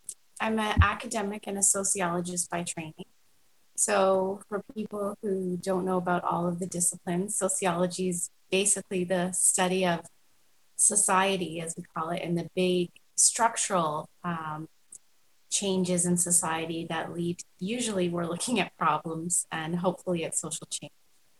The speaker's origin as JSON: {"language": "English", "town": "Toronto", "region": "Ontario", "country": "Canada", "also_born_or_lived": "Vancouver", "lives_now": "Calgary, Canada", "said": "but I'm originally from Toronto, and I come here via Vancouver. So this is the, you know, fifth province I've lived"}